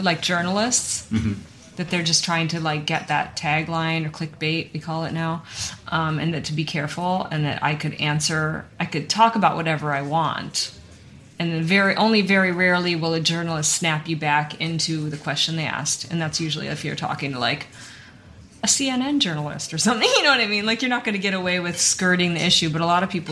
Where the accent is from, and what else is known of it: United States